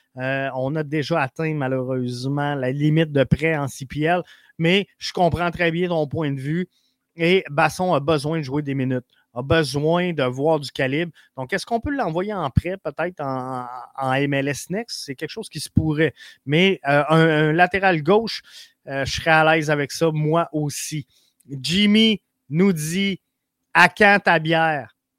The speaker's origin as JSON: {"language": "French", "town": "Quebec City", "region": "Quebec", "country": "Canada", "said": "moi je viens de Québec."}